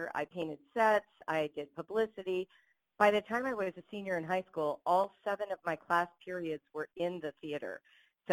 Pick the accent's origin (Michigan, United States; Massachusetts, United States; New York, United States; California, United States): California, United States; Los Angeles; I grew up in Los Angeles.